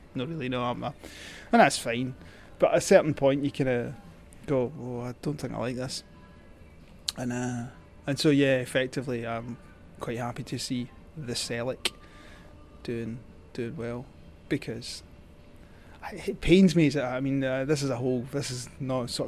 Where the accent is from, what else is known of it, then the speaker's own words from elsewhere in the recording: Scotland, United Kingdom; I, as a Scot